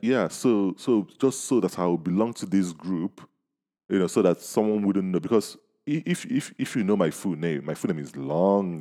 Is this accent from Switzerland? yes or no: no; Nigeria; we are Nigerians